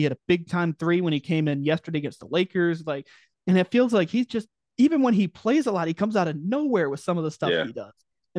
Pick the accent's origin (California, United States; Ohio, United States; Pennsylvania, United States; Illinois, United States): Illinois, United States; Dwight; I'm from Dwight, born and raised, small town USA, 4,000 people.